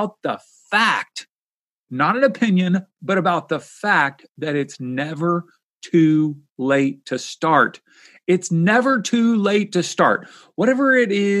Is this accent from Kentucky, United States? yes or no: yes; Kentucky, United States; my home state where I grew up